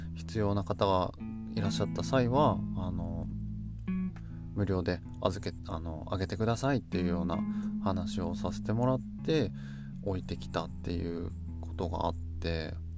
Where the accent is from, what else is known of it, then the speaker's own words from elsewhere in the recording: Yamagata, Japan; moved away as an adult; also born or lived in Kansai; 僕は一度山形を出て関西で生活をした後で、えー、農家になる決意をしてまた地元へ帰ってきた